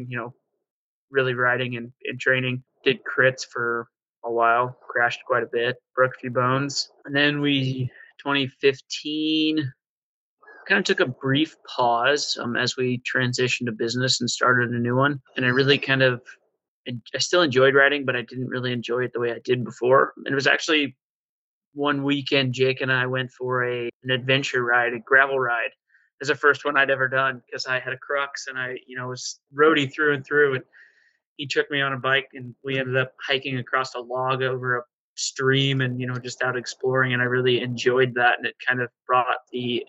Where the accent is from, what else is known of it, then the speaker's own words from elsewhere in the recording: Quincy, Illinois, United States; I'm from Quincy, Illinois, where, like Jacob said, rode bicycles as a kid